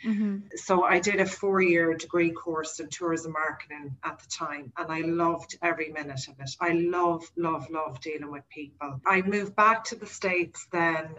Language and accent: English; Kells, Leinster, Ireland; moved away as an adult; now in New York, United States; I'm from Kells in County Meath the Royal County